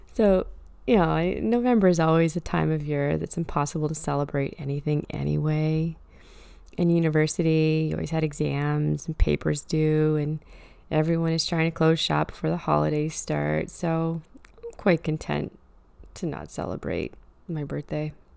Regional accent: Truro, Nova Scotia, Canada; moved away; I often visit Truro, my hometown.

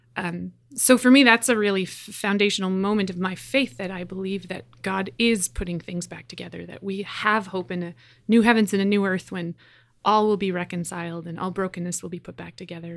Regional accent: Edmonton, Alberta, Canada; I'm from Edmonton, Alberta. I grew up attending a Christian Reformed church

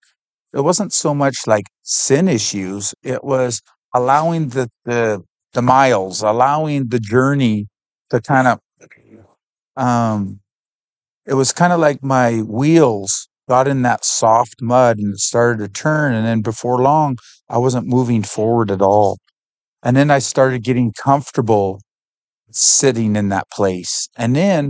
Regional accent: Canada; I'm from Canada.

